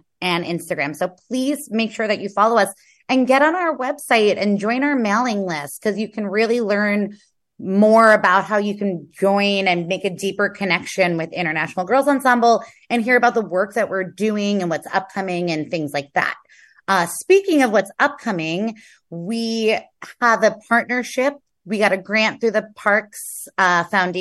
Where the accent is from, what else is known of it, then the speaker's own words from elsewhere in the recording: New York City, New York, United States; So I'm from Queens.